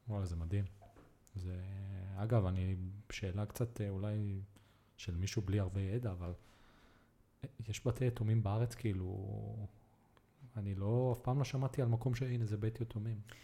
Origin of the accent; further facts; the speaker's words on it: Be'eri, Southern District, Israel; also born or lived in Netanya, Israel / Colombia; גדלתי בנגרייה בקיבוץ אה, של סבא וסבתא שלי